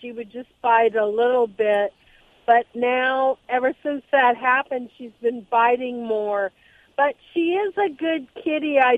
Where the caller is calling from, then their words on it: Los Alamitos, California, United States; I'm in Los Alamitos, California.